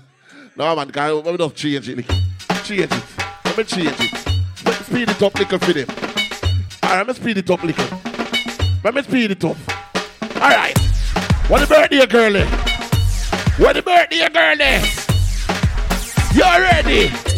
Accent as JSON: {"language": "English", "town": "Portmore", "region": "Saint Catherine", "country": "Jamaica", "said": "I'm from Portmore."}